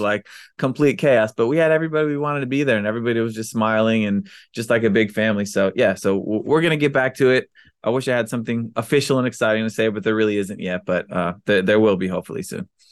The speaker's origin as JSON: {"language": "English", "region": "Maryland", "country": "United States", "tie": "born or raised there", "said": "we grew up in Maryland"}